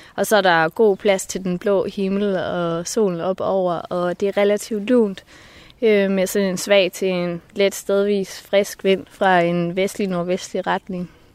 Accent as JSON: {"language": "Danish", "town": "Marstal", "region": "Southern Denmark", "country": "Denmark", "tie": "born or raised there", "said": "nu er jeg født i Marstal på Ærø, nede i det sydfynske"}